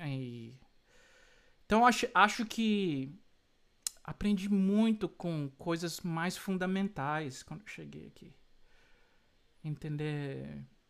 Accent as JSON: {"language": "Portuguese", "country": "Brazil", "also_born_or_lived": "Florida, United States", "moved": "yes", "lives_now": "United States"}